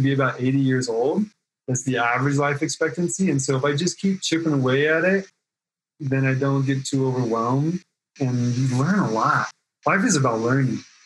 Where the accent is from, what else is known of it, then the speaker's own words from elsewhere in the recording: Oregon, United States; also born or lived in California; now in Reno, United States; I grew up on the West Coast, so high school in Oregon.